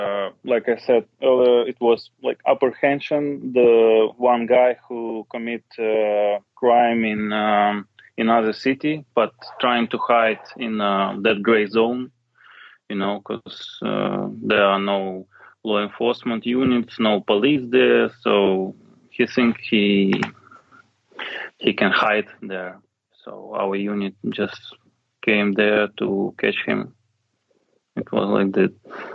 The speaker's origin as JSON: {"language": "English", "region": "Kyiv", "country": "Ukraine", "second_language": "English", "said": "So it's my father and mother from Kyiv. I'm from Kyiv."}